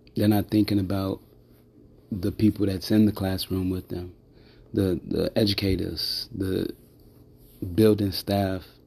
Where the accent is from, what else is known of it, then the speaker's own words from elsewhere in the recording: Chicago, Illinois, United States; I grew up in Chicago most of my life.